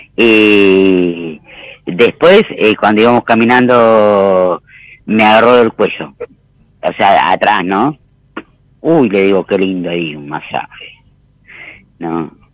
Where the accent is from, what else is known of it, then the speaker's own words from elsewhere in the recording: Florencio Varela, Buenos Aires Province, Argentina; Yo soy de Florencio Varela